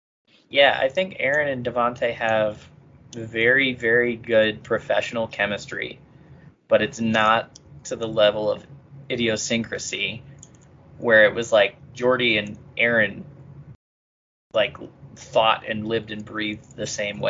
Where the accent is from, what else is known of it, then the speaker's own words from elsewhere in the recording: Springfield, Illinois, United States; we're from Springfield, Illinois.